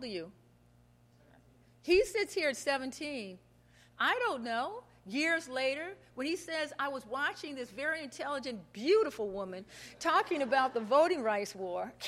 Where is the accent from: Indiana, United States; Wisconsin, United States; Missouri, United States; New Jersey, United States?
Missouri, United States; Kansas City; moved away; As a child growing up in Kansas City, yeah, this little black girl used to watch Wall Street Week